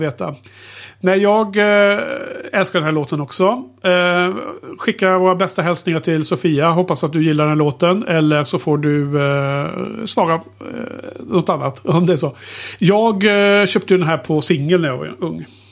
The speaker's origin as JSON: {"language": "Swedish", "town": "Skövde", "region": "Västra Götaland", "country": "Sweden", "tie": "born or raised there", "said": "när jag växte upp i Skövde"}